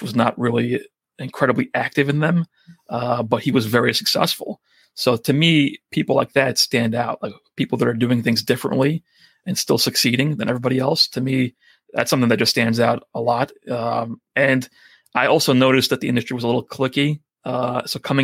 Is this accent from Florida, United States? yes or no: no; New York, United States; accent: New Yorker thick accent; I'm a New Yorker with a thick accent